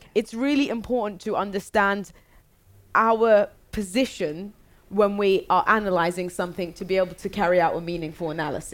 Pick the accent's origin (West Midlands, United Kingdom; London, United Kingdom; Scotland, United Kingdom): London, United Kingdom; I was born in London